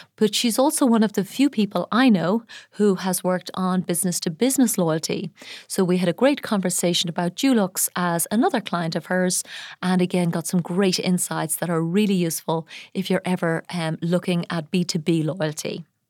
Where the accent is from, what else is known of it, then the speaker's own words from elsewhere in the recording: Ireland; now in Dubai, United Arab Emirates; my home country of Ireland